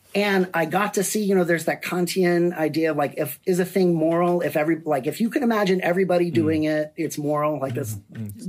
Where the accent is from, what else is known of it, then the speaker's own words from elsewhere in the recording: Berkeley, California, United States; I, I grew up in Berkeley.